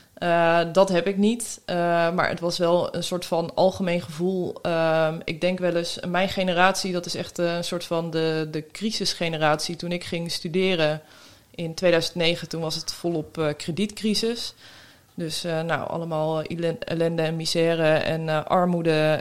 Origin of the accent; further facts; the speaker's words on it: near Havelte / Steenwijkerwold, Drenthe, Netherlands; now in The Hague, Netherlands; het hunebed bij Havelte. Dat is ook vlakbij waar ik ben opgegroeid